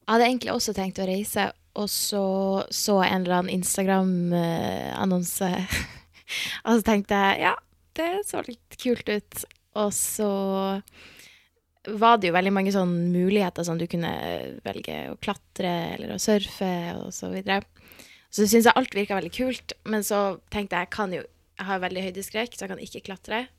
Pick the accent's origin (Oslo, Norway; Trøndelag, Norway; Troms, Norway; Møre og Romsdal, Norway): Troms, Norway; Tromsø; moved away as an adult; now in Lofoten, Norway; og jeg kommer fra Tromsø.